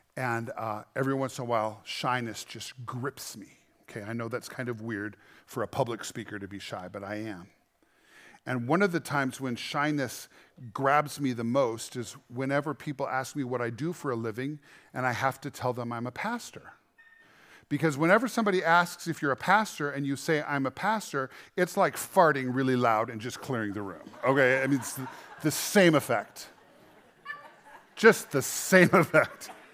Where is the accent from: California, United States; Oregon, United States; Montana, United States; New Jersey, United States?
Montana, United States; We're from Montana.